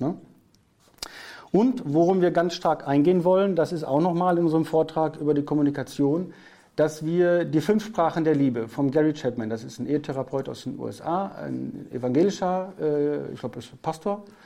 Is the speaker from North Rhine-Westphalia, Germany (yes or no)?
yes; North Rhine-Westphalia, Germany; first language German; Ich bin aus Westfalen, Nordrhein-Westfalen